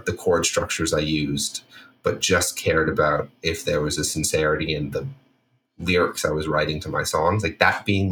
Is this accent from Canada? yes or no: yes; Toronto, Ontario, Canada; moved away as an adult; also born or lived in Washington, D.C.; now in Los Angeles, United States; I grew up in Toronto